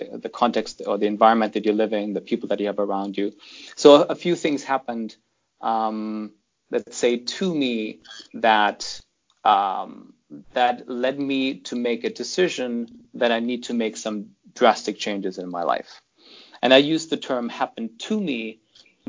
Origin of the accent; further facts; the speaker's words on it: Germany; English is a second language; moved away as an adult; also born or lived in Toronto, Canada / United Kingdom; now in London, United Kingdom; I grew up in Germany until the age of 17, until my parents, shipped me off to Canada to go there initially just to study for 2 years English